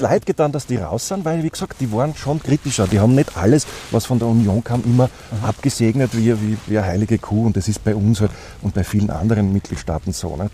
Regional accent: Austria; als Österreicher

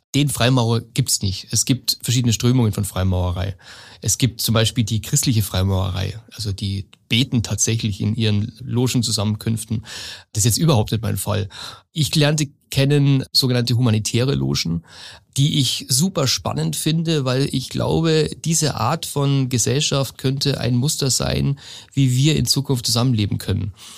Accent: Lower Bavaria, Germany; also born or lived in Munich; Ich komme aus Niederbayern ursprünglich

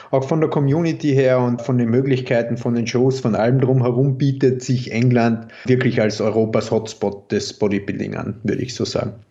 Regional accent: Carinthia, Austria; accent: mix of Carinthian, Styrian and Viennese; Ich komme ursprünglich aus Kärnten und bin so ein steirischer Grenzgänger, sprich, es ist ein bisschen ein Mischmasch aus Kärntnerisch, Steirisch und Wienerisch.

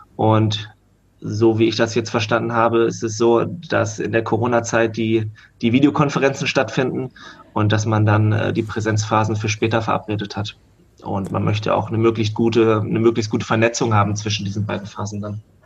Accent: Hanover, Lower Saxony, Germany; ich komme aus Hannover

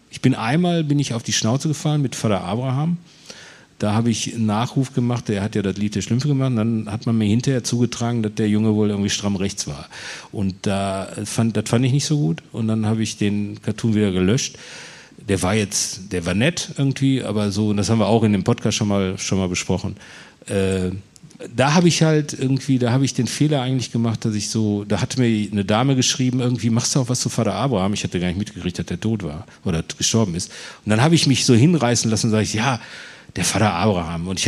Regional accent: Herne, North Rhine-Westphalia, Germany; also born or lived in Bochum; ich bin in Herne groß und in Bochum dick geworden. Also ich bin in Herne zur Schule gegangen.

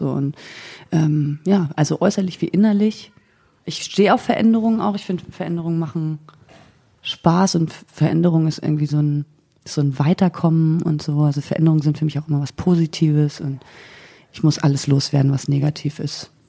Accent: East Germany, Germany; ich also bin Ossi.

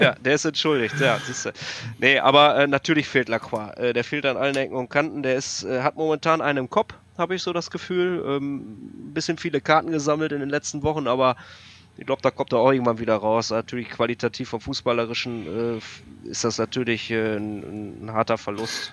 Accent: Münster, North Rhine-Westphalia, Germany

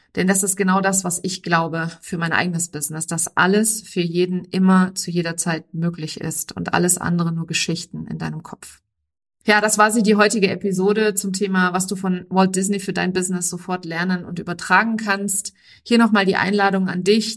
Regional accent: Germany

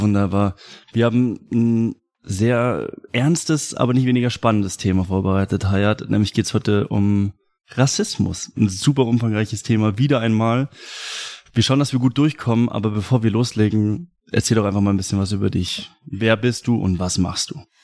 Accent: Germany; mein Vater kommt aus Mexiko. Mhm. Ich war schon ein paar Mal in Mexiko und trotzdem mein Land ist deutsch

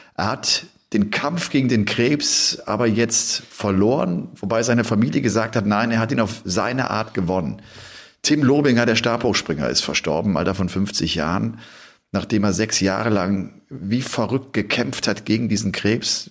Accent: Cologne area, North Rhine-Westphalia, Germany; moved away; ich komme ja da aus der Gegend

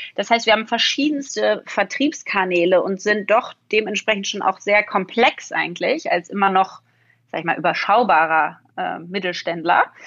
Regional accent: Berlin, Germany; ich will wieder zurück nach Berlin. Ich bin Berlinerin

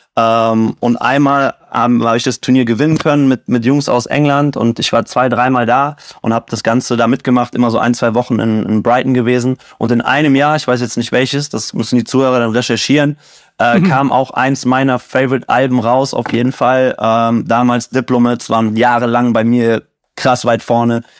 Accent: Siegen, North Rhine-Westphalia, Germany; now in Cologne, Germany; ich bin in Siegen groß geworden

